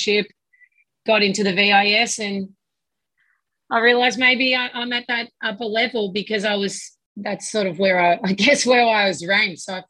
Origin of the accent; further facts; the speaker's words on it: Melbourne, Victoria, Australia; moved away as an adult; also born or lived in United States; now in Melbourne, Australia; I grew up in Hawthorne